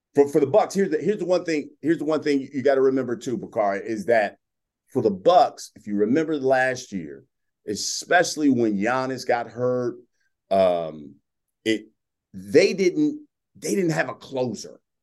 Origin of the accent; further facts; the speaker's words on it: Columbus, Ohio, United States; moved away as an adult; also born or lived in Dallas, Texas; I worked at a news radio station in my hometown of Columbus, Ohio.